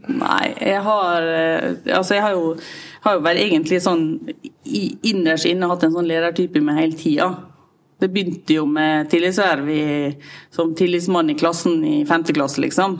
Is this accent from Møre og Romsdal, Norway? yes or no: yes; Sunnmøre, Møre og Romsdal, Norway; jeg er sunnmøring